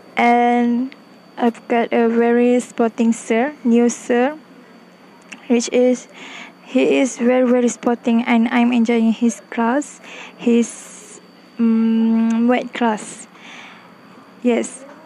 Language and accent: English; Klang, Selangor, Malaysia; I came from Klang Selangor